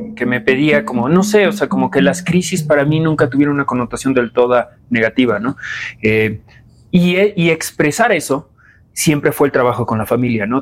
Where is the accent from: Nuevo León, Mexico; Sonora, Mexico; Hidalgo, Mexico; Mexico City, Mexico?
Mexico City, Mexico; soy mexicano, nací en la Ciudad de México